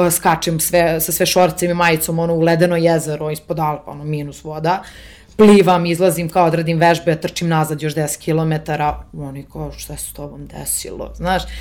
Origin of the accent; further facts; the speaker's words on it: Serbia; moved away as an adult; dolazim iz Srbije